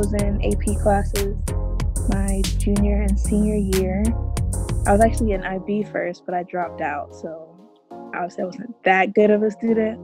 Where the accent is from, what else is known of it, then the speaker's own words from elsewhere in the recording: Tampa, Florida, United States; moved away; also born or lived in Brandon, Florida; I'm originally from Tampa, Florida